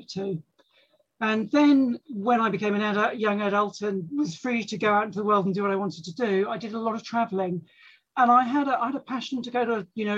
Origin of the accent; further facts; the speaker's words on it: London, United Kingdom; now in Sussex, United Kingdom; I was brought up in London, but spent the summers in the countryside.